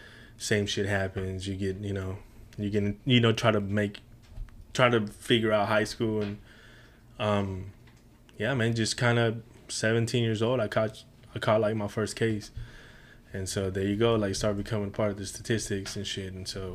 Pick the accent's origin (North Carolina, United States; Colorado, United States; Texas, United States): Texas, United States; Houston; So everything, I'm telling you, I grew up in the Heights.